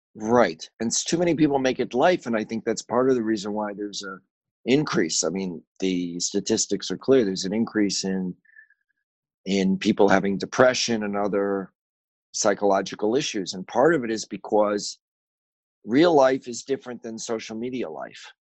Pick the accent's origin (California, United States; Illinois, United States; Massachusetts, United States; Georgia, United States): Illinois, United States; Chicago; I grew up in Chicago.